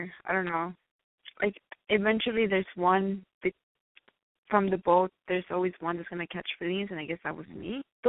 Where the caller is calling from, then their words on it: Los Angeles, California, United States; I am calling from L.A. I am 23